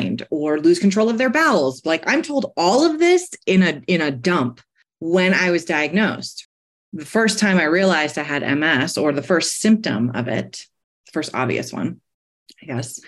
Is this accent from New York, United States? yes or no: yes; New York City, New York, United States; now in Golden, United States; I live in Golden, Colorado, but I'm a New Yorker, born and raised in the Bronx